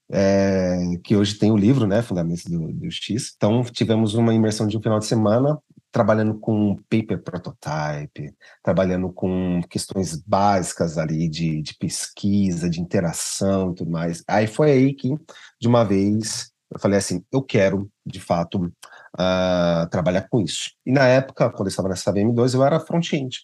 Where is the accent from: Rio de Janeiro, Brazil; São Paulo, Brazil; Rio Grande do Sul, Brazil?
São Paulo, Brazil; eu sou de São Paulo, capital, né? Uh, e eu moro aqui na Zona Norte